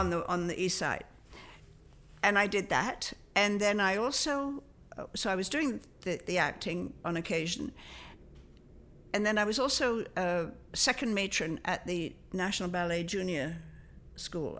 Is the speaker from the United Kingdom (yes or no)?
yes; London, United Kingdom; moved away as an adult; also born or lived in Liphook, Hampshire / Toronto, Canada; we moved to a house from London